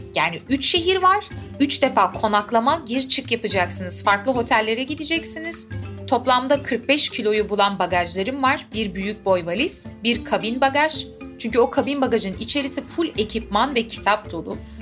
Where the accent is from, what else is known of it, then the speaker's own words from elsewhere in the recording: Istanbul, Turkey; sonuçta İstanbul'da doğdum büyüdüm